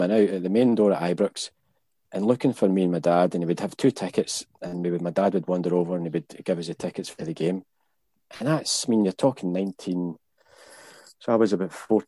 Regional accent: Hamilton, Scotland, United Kingdom; I was from Hamilton. I was from the West. So we would just play boys' club. So 10 years, 11 years, 12 years old, you would play boys' clubs

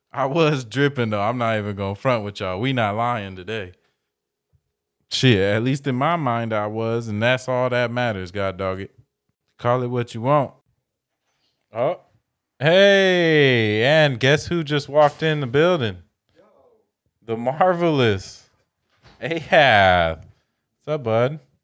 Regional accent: Dunnegan, United States; I was raised in Dunnegan and that's all, we used to just run barefoot through dirt

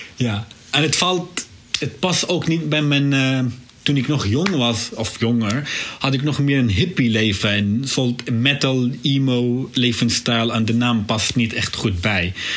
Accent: Syria; Dutch is a second language; moved away as an adult; also born or lived in Beirut, Lebanon; now in Netherlands; ik ben geboren, aangedogen in Syrië

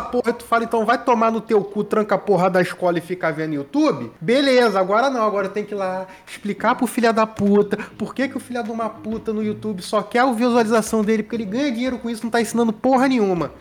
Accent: Brazil; eu posso pedir cidadania italiana, né? E ser é o bra... É. ítalo brasileiro, porque o meu avô não nasceu da Itália, mas ele é filho de italiano e por isso, além de brasileiro, italiano

